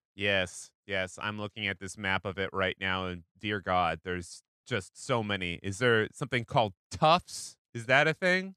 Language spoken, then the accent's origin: English; Pacific Northwest, United States; now in New York, United States; I'm from the Pacific Northwest.